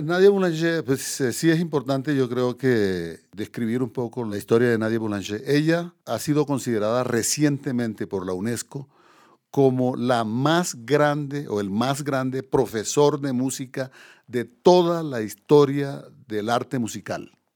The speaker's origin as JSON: {"language": "Spanish", "region": "Córdoba", "country": "Colombia", "tie": "born or raised there", "also_born_or_lived": "Paris, France", "moved": "as an adult", "said": "Córdoba, digamos la región donde yo nací"}